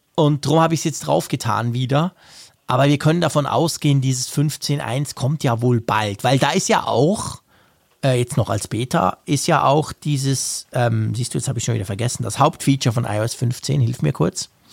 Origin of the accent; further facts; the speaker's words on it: Switzerland; als Schweizer